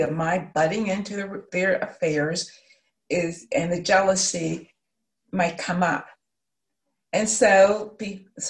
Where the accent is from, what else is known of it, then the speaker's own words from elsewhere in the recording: Pittsburgh, Pennsylvania, United States; I'm from Pittsburgh, but I am in St. Louis because my sister was diagnosed with cancer